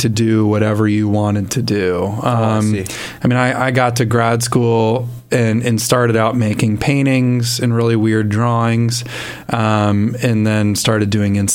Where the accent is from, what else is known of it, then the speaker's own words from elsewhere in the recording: East Coast, United States; moved away as an adult; now in Midwest, United States; I'm from the East Coast originally. I'm not a Midwesterner, but have enjoyed the Midwest for the last, 13 years or so that I've lived here.